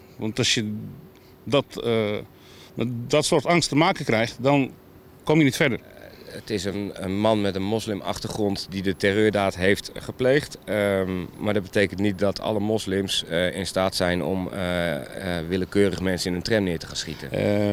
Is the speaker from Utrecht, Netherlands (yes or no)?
yes; Utrecht, Netherlands; ons karakter als Utrechter